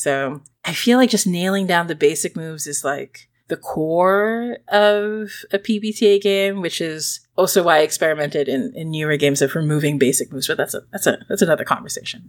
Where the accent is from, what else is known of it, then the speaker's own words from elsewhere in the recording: Singapore; moved away; also born or lived in Philippines; When I was growing up in Singapore